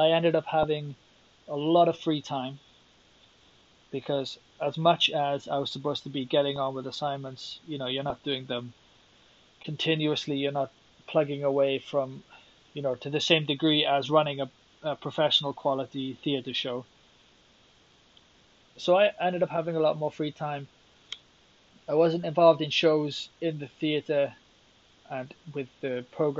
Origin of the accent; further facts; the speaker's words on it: South Wales, United Kingdom; now in Finland; growing up in South Wales